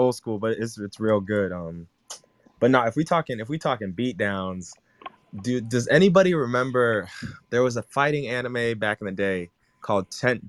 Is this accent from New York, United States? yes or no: no; Florida, United States; I'm from Florida